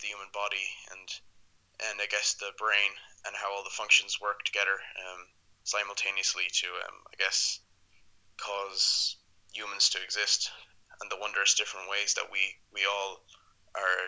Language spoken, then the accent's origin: English; Ireland; I'm from Ireland